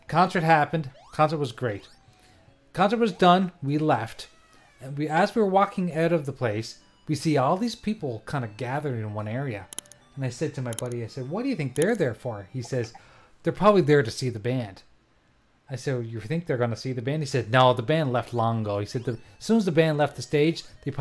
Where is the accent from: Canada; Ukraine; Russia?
Canada; Nova Scotia; I'm from Nova Scotia.